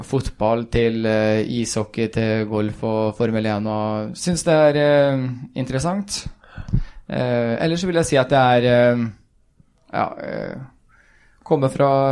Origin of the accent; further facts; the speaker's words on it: Sarpsborg, Viken, Norway; also born or lived in Sweden; jeg er født i Sverige, men flytta til Norge ganske tidlig og har gått hele skoleløpet fra første klasse på barneskolen i, i Norge. Flytta vel da jeg var eh, fem år